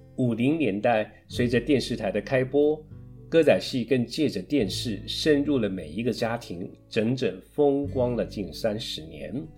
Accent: Tainan, Taiwan; 我是台南人，从小在台南长大

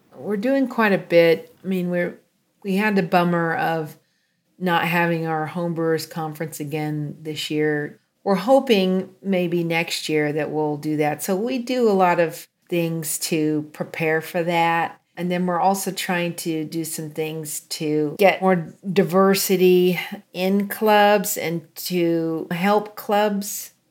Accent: a small town just outside of Chico, California, United States; I grew up in a small town just outside of um, Chico

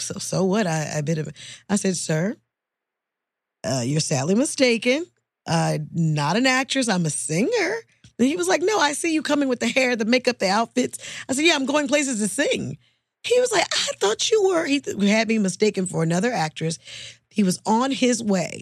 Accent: Oakland, California, United States; moved away as an adult; also born or lived in Los Angeles, California; I'm from the Bay Area, Oakland, California

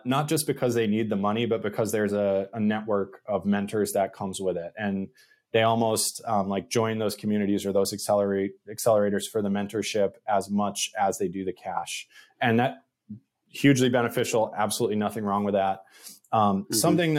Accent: New England, United States; I'm from New England

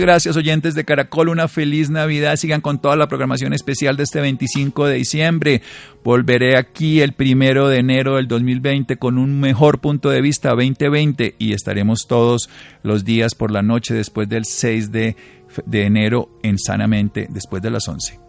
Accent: Colombia; como colombianos

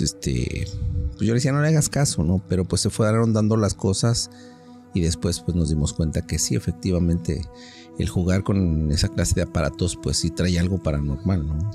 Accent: Mexico City, Mexico; moved away; vivía yo en la Ciudad de México, yo soy originario de la Ciudad de México

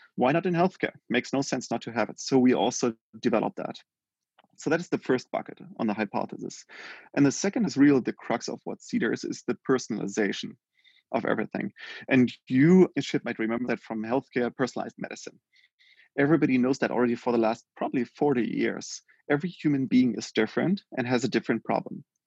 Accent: Germany; born and raised in Germany

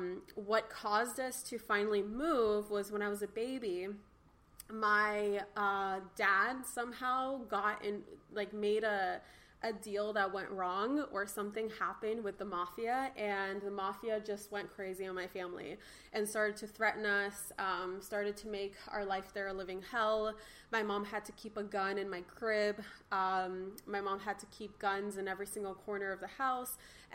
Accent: Los Angeles, California, United States; also born or lived in Ukraine; I was born in Ukraine, but I am about 75% Russian, 25% Ukrainian. I speak fluent Russian, and my parents immigrated to actually my whole family that I'm closest to. So like my grandparents and my mom and dad. We immigrated to Los Angeles when I was just 1 year old

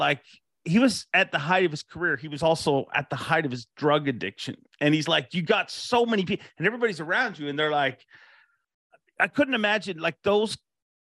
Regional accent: Ireland; moved away; I was born in Ireland

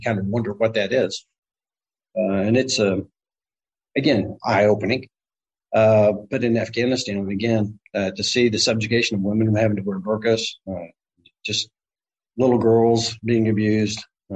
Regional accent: Kennesaw, Georgia, United States; moved away as an adult; I'm originally from Kennesaw, Georgia, which is a suburb north of Atlanta

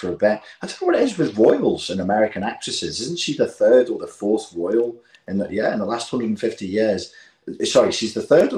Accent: England, United Kingdom; we're English

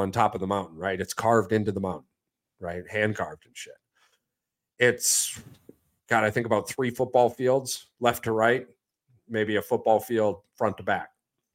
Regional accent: United States; the perception you get from being an American.

